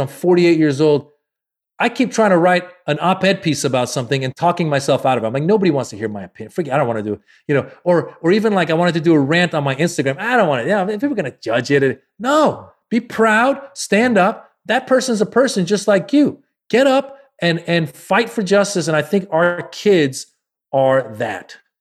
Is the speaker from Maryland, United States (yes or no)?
no; Marin County, Northern California, United States; also born or lived in Iran; I grew up in Marin County, Northern California, it's very white